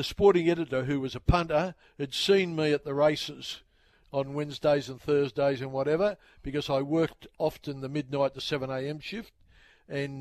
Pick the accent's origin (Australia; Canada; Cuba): Australia; Sydney, New South Wales; I grew up in the Sydney suburb of Padstow